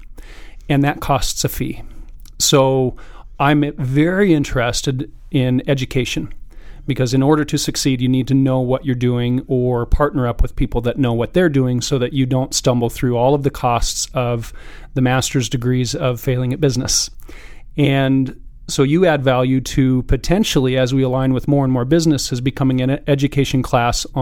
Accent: Carson City, Nevada, United States; now in Reno, United States; I grew up in Carson

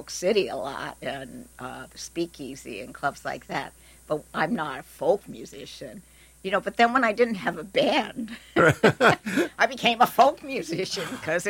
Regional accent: Portland, Oregon, United States; now in New York, United States; I came from Portland, Oregon.

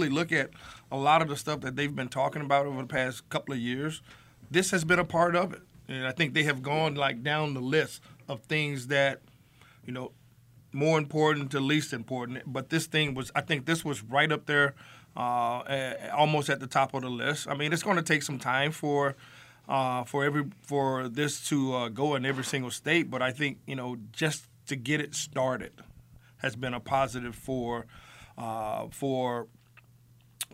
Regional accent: California, United States; now in Buffalo, United States; back in California

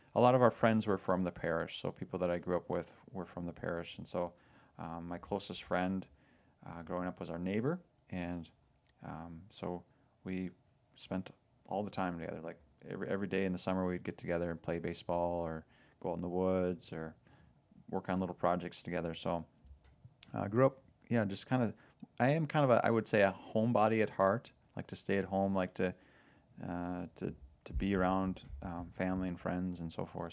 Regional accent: Lindstrom, Minnesota, United States; I grew up, uh, actually outside the Diocese of Duluth, as I mentioned this weekend, uh, down in Lindstrom, which is, um, it's actually close to Wisconsin.

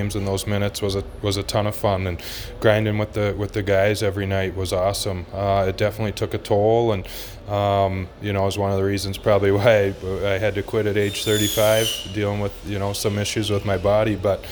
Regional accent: Canada; also born or lived in Fort Worth, Texas, United States; I moved from Texas to Canada. So as a baby, I was adopted by Canadian parents, and we moved up to Canada

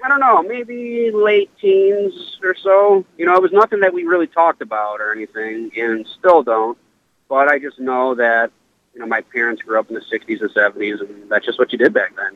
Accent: Cleveland, Ohio, United States; I'm from Cleveland. We're based out of Cleveland, Ohio, and born and raised.

